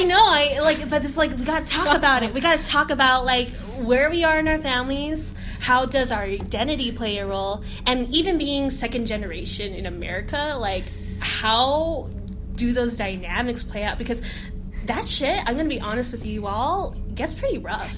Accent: West Coast, United States; I'm from the West Coast

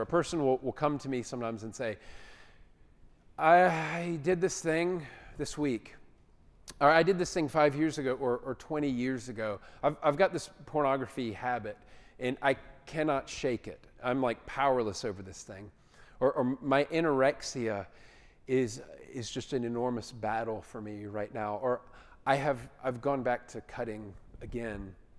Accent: Atlanta, Georgia, United States; I grew up in Atlanta.

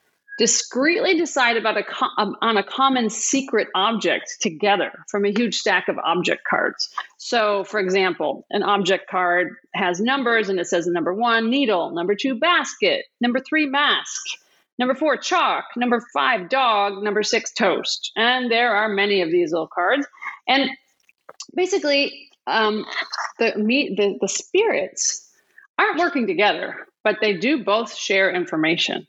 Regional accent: Wisconsin, United States; I'm from Wisconsin

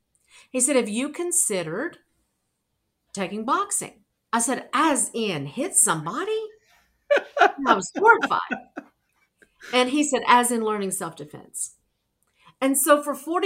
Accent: Arkansas, United States; moved away as an adult; now in New York City, United States; I'm from Arkansas.

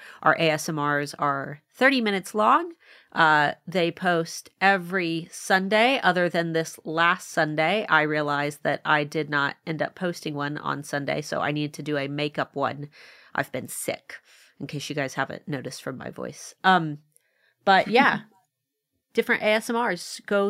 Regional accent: Ohio, United States; I'm from Ohio, which is about as far away from Hawaii as I could probably be, aside from, you

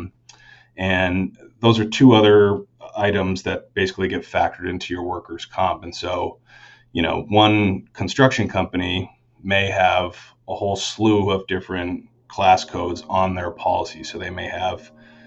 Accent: Chittenden County, Vermont, United States; I grew up in Vermont, grew up in Chittenden County

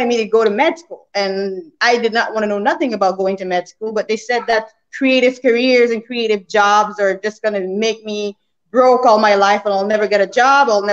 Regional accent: Canada; moved away as an adult; also born or lived in New York / Caribbean; I'm from Canada, but then I moved to New York to get into the financial mega place of New York

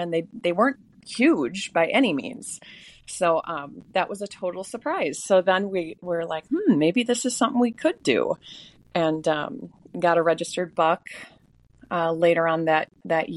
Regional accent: Maple Grove, Minnesota, United States; I'm originally from the suburbs. I'm from Maple Grove. I went to Maple Grove, lived in Corcoran Rogers my whole life.

